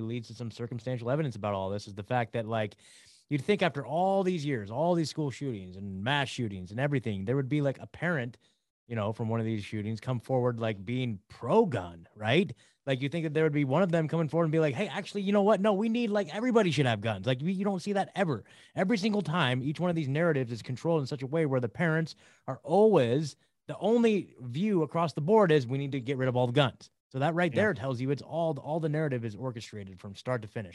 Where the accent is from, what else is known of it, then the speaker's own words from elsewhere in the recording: Oregon, United States; also born or lived in Eugene, Oregon / Franklin, Tennessee; I grew up in Oregon, right? In Oregon. And like the last 10 years I've been in Eugene